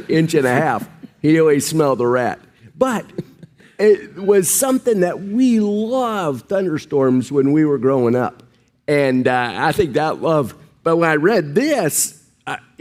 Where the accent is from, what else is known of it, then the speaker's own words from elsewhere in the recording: Midwest, United States; those of us who grew up in the Midwest